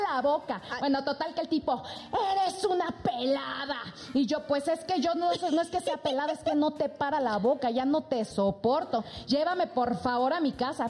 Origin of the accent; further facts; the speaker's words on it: Tabasco, Mexico; now in Mexico City, Mexico; yo soy de Tabasco